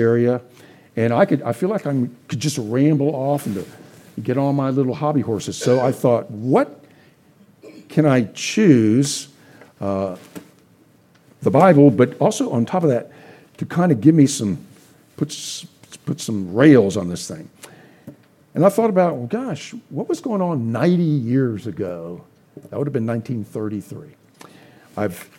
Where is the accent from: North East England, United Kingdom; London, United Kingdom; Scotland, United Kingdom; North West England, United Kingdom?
Scotland, United Kingdom; I'm a Scot. I want to pull out my William Wallace sword and be Christ against culture.